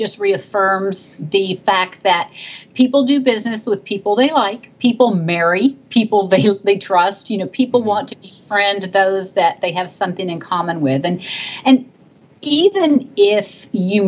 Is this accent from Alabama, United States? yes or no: no; Texas, United States; I come from Texas.